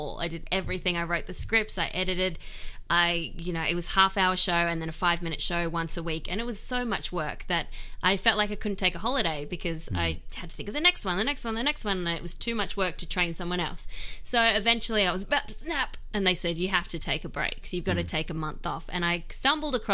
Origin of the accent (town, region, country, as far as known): Australia; moved away as an adult; also born or lived in Sydney; now in United States